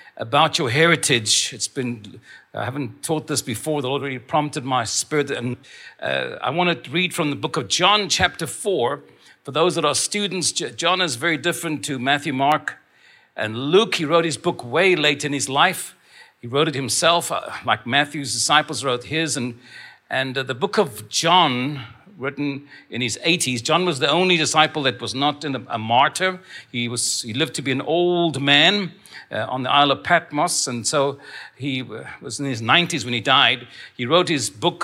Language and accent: English; Stellenbosch, Western Cape, South Africa; I was born in Stellenbosch